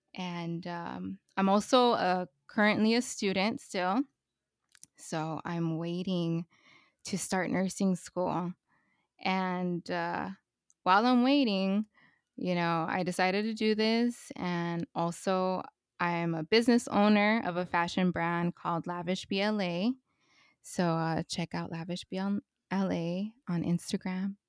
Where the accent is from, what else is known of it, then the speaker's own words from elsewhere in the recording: Los Angeles, California, United States; I was born and raised in Northeast Los Angeles in Highland Park.